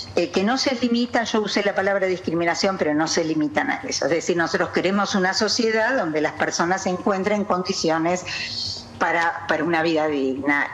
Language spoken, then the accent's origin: Spanish; Jujuy, Argentina; also born or lived in Buenos Aires metropolitan area; now in Buenos Aires, Argentina; yo soy de Jujuy, ¿no? Es decir, eh, casualmente estoy en el área metropolitana